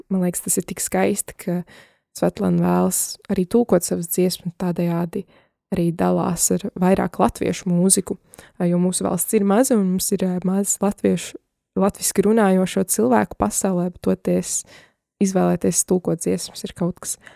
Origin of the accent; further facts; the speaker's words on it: Liepāja, Kurzeme, Latvia; now in United States; es esmu no um, Liepājas un tagad dzīvoju ASV, bet tāpat mana identitāte ir latvieta. Un uh, es esmu latviete